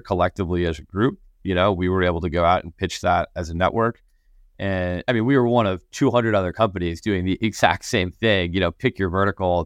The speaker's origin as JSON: {"language": "English", "region": "Connecticut", "country": "United States", "tie": "born or raised there", "said": "I grew up in Connecticut, so, like, winters were, were, were pretty cold"}